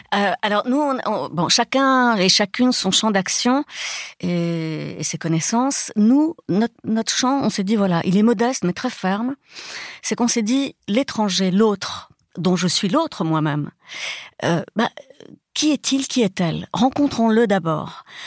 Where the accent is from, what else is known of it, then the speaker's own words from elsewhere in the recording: Brazil; moved away; je suis née au Brésil où tout le monde se touche tout le temps